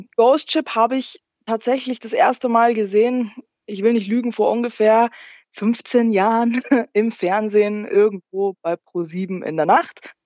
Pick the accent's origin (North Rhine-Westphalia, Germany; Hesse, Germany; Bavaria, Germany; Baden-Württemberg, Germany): Bavaria, Germany; Landshut; aus Niederbayern tatsächlich. Äh, wenn dir Landshut was sagt